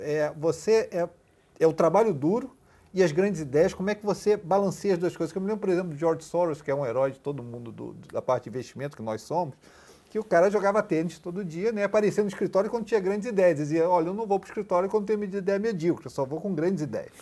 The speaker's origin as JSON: {"language": "Portuguese", "country": "Brazil", "moved": "yes", "said": "lá no meu país"}